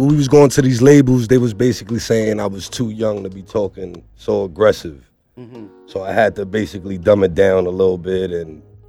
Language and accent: English; New York City, New York, United States; I'm out of Bed-Stuy.